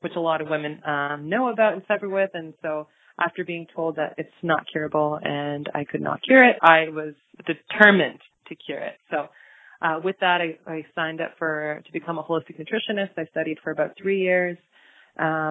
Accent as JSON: {"language": "English", "town": "Toronto", "region": "Ontario", "country": "Canada", "tie": "born or raised there", "also_born_or_lived": "Buenos Aires, Argentina", "said": "Born and raised in Toronto, Ontario, yeah. I'm a gal from Toronto"}